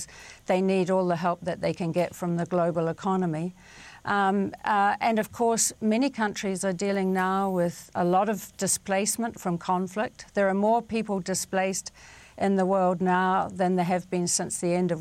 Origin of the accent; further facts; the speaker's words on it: New Zealand; growing up in New Zealand